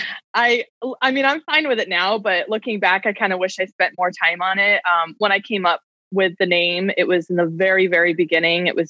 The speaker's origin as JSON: {"language": "English", "region": "Connecticut", "country": "United States", "moved": "yes", "lives_now": "Cave Creek, United States", "said": "I'm from Connecticut"}